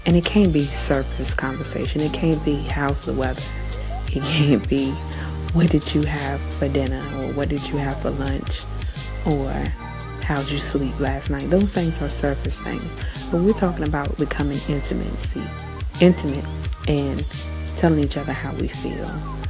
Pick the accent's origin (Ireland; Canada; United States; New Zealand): New Zealand; I am Kiwi.